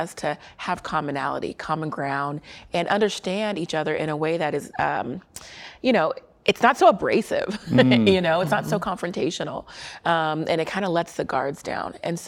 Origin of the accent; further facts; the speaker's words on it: Germany; born there; also born or lived in Colorado Springs / Korea; I'm a military brat, so I graduated high school in Colorado Springs as well. But I was born in Germany and lived in Korea and all around